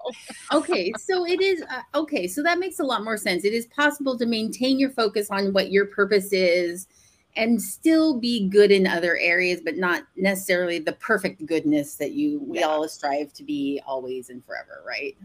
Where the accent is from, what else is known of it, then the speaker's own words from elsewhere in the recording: Portland, Oregon, United States; moved away; I grew up in Portland